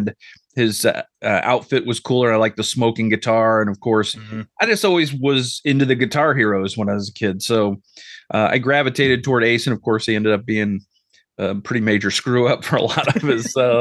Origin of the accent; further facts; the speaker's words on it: Ohio, United States; I grew up in Ohio